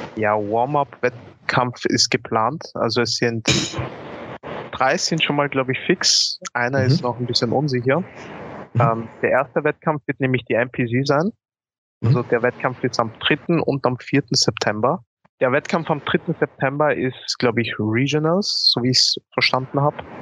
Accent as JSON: {"language": "German", "country": "Austria", "tie": "born or raised there", "said": "Ich komme aus Österreich aber meine Familie kommt eigentlich aus Ghana. Also ich bin hier in Österreich geboren worden"}